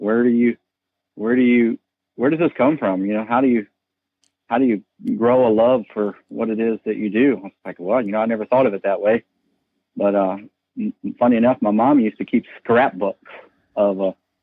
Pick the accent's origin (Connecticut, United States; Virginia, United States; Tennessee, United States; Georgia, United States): Virginia, United States; Charlottesville; now in Columbia, Virginia, United States; I was born and raised in Charlottesville, Virginia.